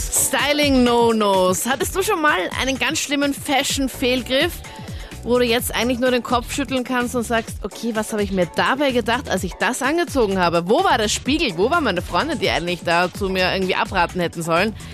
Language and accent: German; Styria, Austria; ja, ich komme aus der Steiermark und bei uns ist jetzt ein Dirndl eine typische Tracht